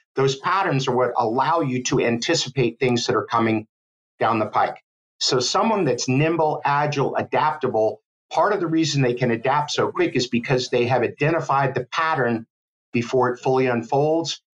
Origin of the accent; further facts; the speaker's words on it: Miami, Florida, United States; now in Gainesville, United States; I grew up in Miami, Florida